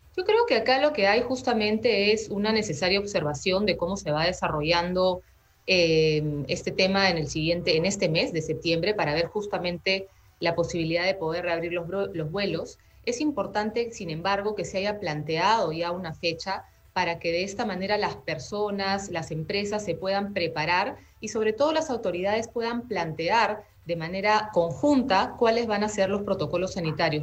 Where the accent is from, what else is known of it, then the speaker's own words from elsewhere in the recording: Peru; como peruanos